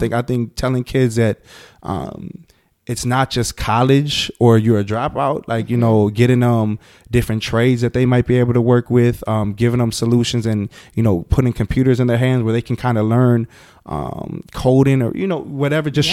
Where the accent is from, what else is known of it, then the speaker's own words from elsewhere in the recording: Milwaukee, Wisconsin, United States; I'm I'm from Milwaukee.